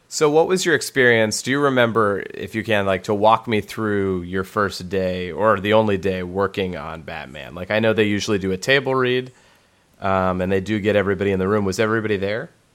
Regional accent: Los Angeles, California, United States; I grew up in North Hollywood

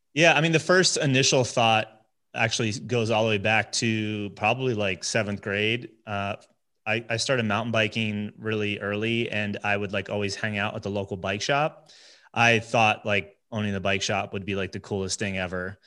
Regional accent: New Jersey, United States; moved away as an adult; also born or lived in Connecticut / upstate New York; now in Colorado, United States; born and raised New Jersey

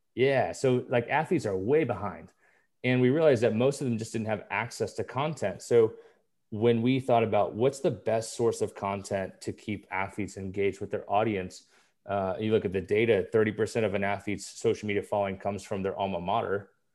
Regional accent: Kansas City, United States; moved away as an adult; also born or lived in Nebraska; growing up in Kansas City

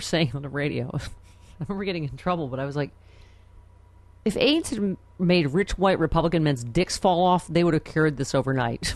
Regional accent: Buffalo, New York, United States; I'm from Buffalo

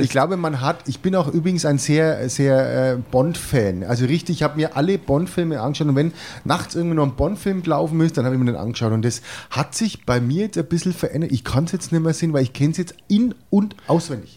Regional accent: Franconia, Bavaria, Germany; man ist ja als Franke da immer ein bisschen Vorurteil belastet

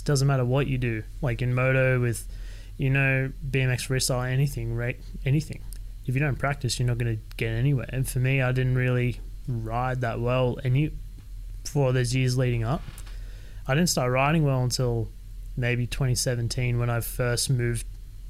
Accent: Sydney, New South Wales, Australia; moved away as an adult; I was born and raised in Sydney. I lived with my parents until I was 25

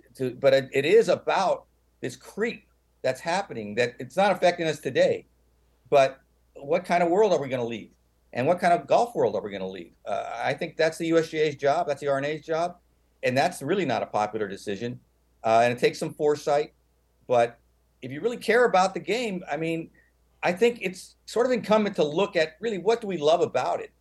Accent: San Francisco, California, United States; I come from San Francisco

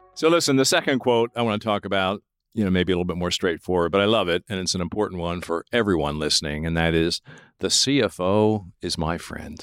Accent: Lancaster, Pennsylvania, United States; now in Ohio, United States; I was born and raised in Lancaster

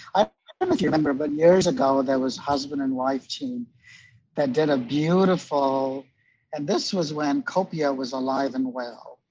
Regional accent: India; moved away; I'm Indian.

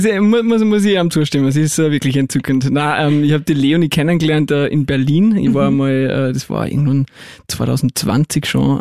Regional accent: Salzburg, Austria; ich bin aus Salzburg

